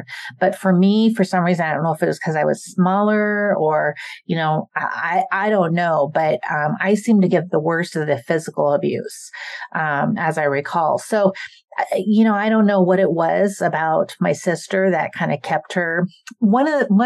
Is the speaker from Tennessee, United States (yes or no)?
no; Idaho, United States; also born or lived in South Korea; I was raised in Idaho